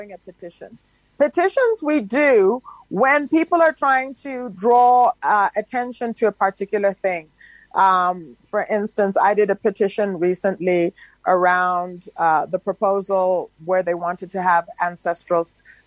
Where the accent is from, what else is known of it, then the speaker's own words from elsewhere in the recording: South Africa; we as South African citizens